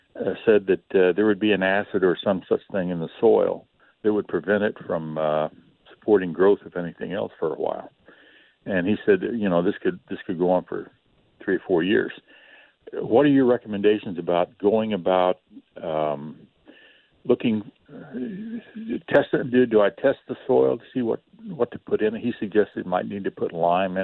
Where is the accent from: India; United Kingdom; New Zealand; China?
United Kingdom; Scotland; Well, I'm a Scotsman, and I'm cheap, and I'm getting ready to retire